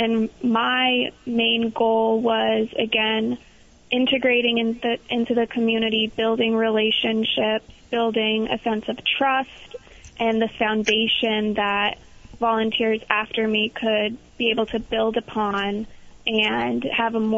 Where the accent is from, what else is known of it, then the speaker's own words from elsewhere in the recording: Long Island, New York, United States; now in Vermont, United States; I'm from Long Island, New York